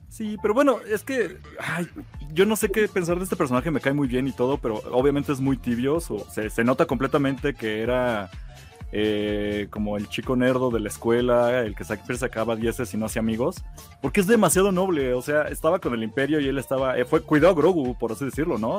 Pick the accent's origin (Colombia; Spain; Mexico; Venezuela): Mexico; así somos los mexicanos de, tardados